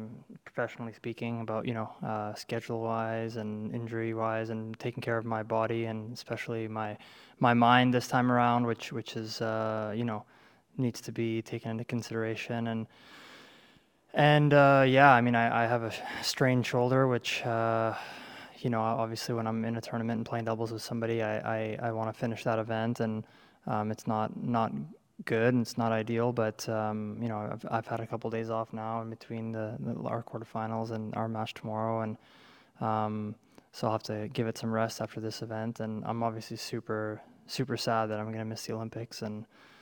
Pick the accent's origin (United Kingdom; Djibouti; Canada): Canada; my home country